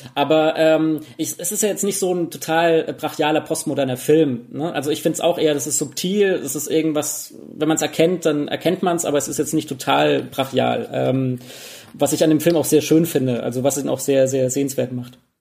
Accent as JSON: {"language": "German", "country": "Germany", "said": "bei uns in Deutschland"}